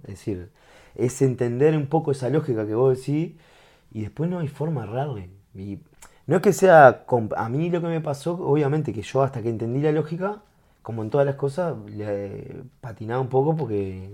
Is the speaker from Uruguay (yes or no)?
yes; Uruguay; como uruguayo